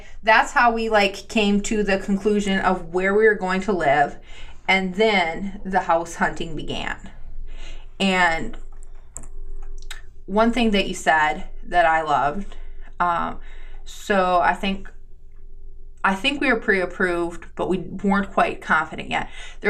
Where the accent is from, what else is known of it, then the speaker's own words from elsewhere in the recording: Green Bay, Wisconsin, United States; born there; And because I didn't grow up in Green Bay, even though I was born in Green Bay, Green Bay still has that feel for me.